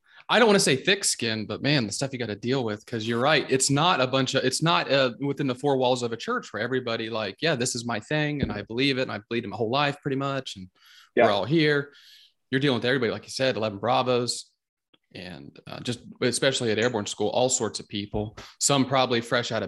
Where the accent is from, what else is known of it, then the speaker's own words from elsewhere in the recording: Southern Ohio, United States; also born or lived in Cincinnati, Ohio; I'm from Southern Ohio, but I live in Cincinnati now.